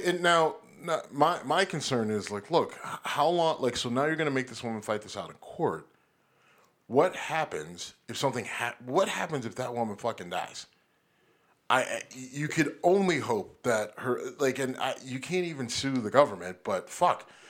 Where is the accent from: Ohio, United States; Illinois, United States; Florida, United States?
Ohio, United States; near Warren; born or raised there